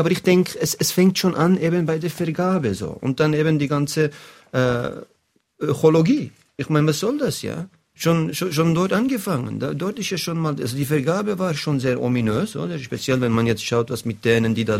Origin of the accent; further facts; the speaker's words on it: Bern, Switzerland; als Berner